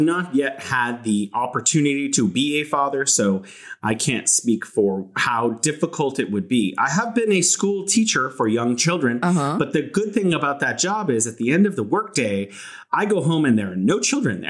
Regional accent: California, United States; now in Wuhan, China; I'm from California, but now I'm living here in beautiful Wuhan

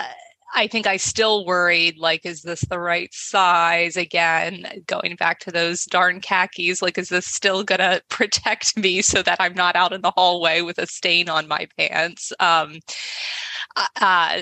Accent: Baltimore, Maryland, United States; I grew up in Baltimore, Maryland

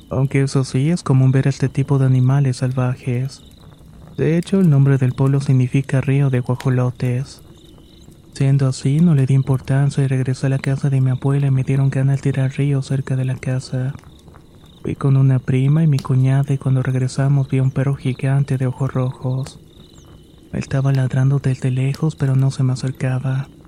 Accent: Catapilco, Valparaíso, Chile; recuerdo que soy de Catapilco, una pequeña localidad en la región de Valparaíso, Chile.

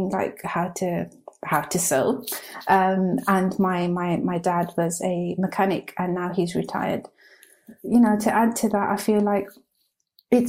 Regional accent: Birmingham, West Midlands, United Kingdom; moved away; growing up in Birmingham

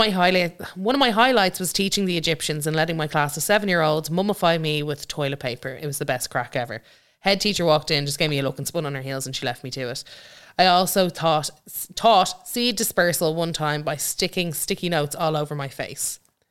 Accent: Glasgow, Scotland, United Kingdom; I'm from Glasgow and I'm known in my skill for being a bit off my rocker.

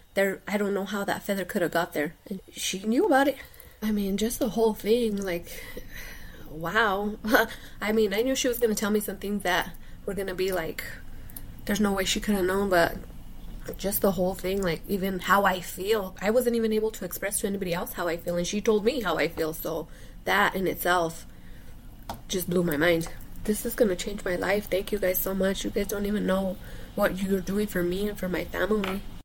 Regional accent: New Mexico, United States; I'm from New Mexico.

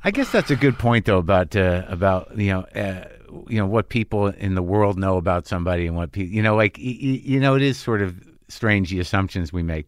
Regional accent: New Mexico, United States; I grew up in New Mexico, but it's definitely not Texas.

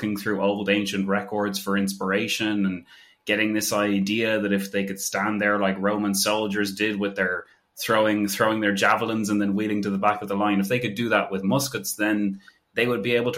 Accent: Ireland; as an Irish person

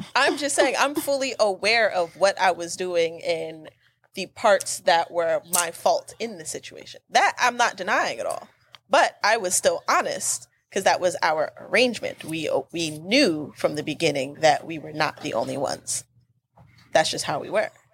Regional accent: the South, United States; I'm from the South. Where do you think the rest of my family is?

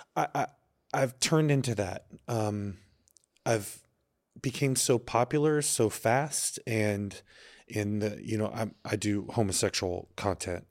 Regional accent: Texas, United States; also born or lived in Chelsea, New York; now in New York, United States; I'm from Texas

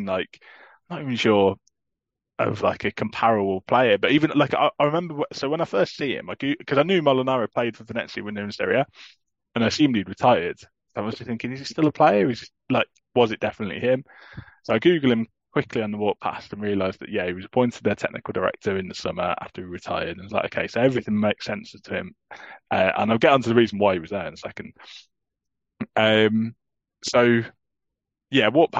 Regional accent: England, United Kingdom; I'm obviously an English Torino fan

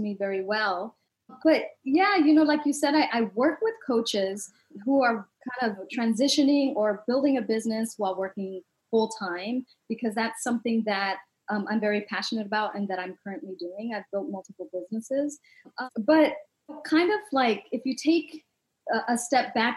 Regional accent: Los Angeles, California, United States; I grew up in Southeast Los Angeles, and we were poor, and it was a rough neighborhood

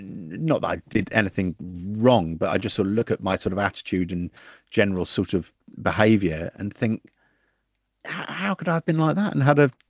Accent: Forest Hill, London, United Kingdom; No, I'm from Forest Hill. Well, halfway between Forest Hill and Catford.

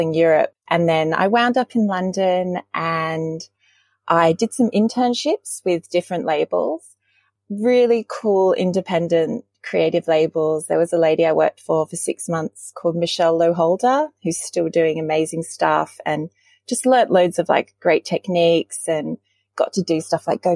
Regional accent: Sydney, New South Wales, Australia; also born or lived in Lancashire, England; my sort of earliest real memories are of Australia and growing up on the Northern Beaches.

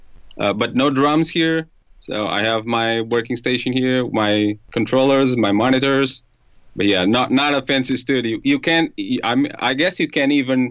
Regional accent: Ponte de Sor, Alentejo, Portugal; English is a second language; moved away as an adult; now in Lisbon, Portugal; I'm from Alentejo, so I'm Alentejan

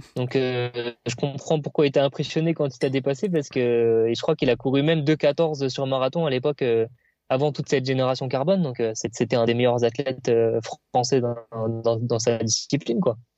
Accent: Reims, Grand Est, France; je suis originaire de Reims

